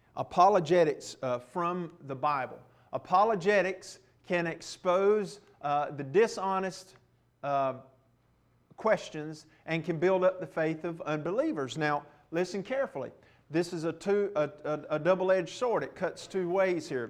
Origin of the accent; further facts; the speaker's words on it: Rocky Mount, North Carolina, United States; the town I grew up in in Rocky Mount